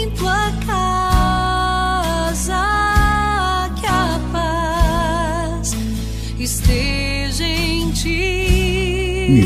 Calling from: Consolação, Minas Gerais, Brazil; Bom dia, sou de Consolação, Minas Gerais.

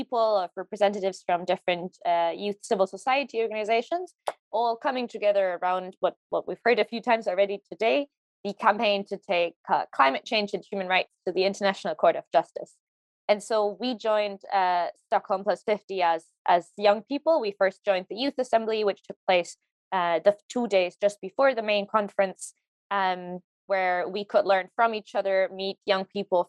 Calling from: Hamburg, Germany; I'm joining from Hamburg in Germany today

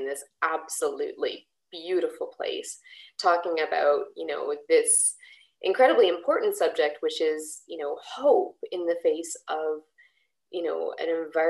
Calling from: Victoria, British Columbia, Canada; I'm also calling in or recording today from the traditional territories of the Lekwungen speaking peoples

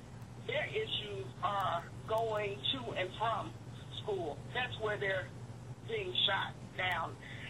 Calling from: Detroit, Michigan, United States; I'm calling from Detroit.

